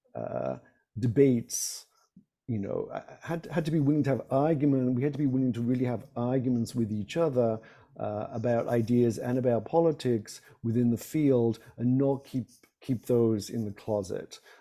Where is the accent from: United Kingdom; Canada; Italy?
United Kingdom; moved away; not being American